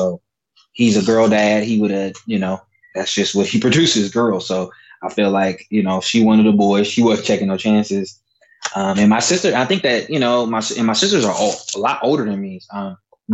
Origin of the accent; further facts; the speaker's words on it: Oakland, California, United States; now in Sacramento, United States; I grew up in Oakland, California